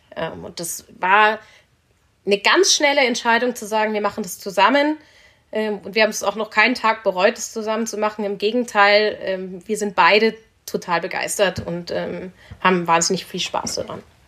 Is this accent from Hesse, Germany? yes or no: no; Munich, Bavaria, Germany; Ich komme aus München, aus einer Münchner Unternehmersfamilie